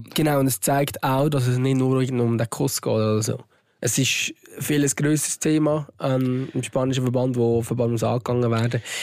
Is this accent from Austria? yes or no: no; Switzerland; dass wir hier in der Schweiz geboren sind